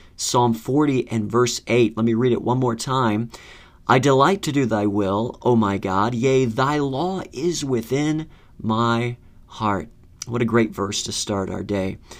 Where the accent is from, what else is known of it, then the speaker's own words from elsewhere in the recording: Florida, United States; moved away as an adult; now in Northern Virginia, United States; growing up in Florida